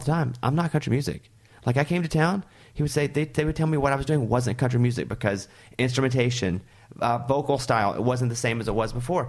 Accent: Arkansas, United States; I'm from Arkansas

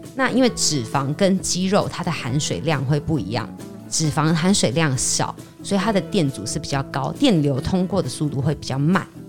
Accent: Taiwan; 我们台湾人

